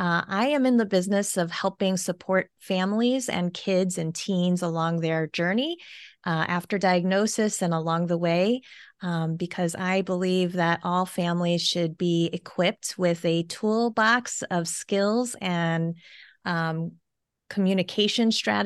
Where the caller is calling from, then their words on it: Carmel, Indiana, United States; I'm calling in from Carmel, Indiana.